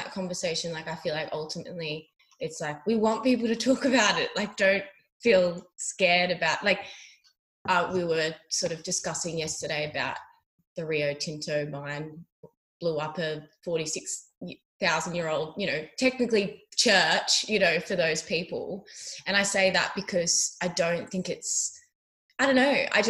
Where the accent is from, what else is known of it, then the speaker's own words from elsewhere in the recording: Australia; making people feel comfortable in the bush is such an important thing as an Australian, I think, to do, or just being in nature.